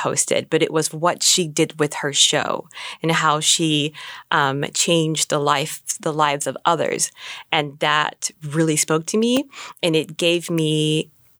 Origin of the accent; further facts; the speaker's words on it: Juneau, Alaska, United States; Growing up in Juneau, there's not a very large Black community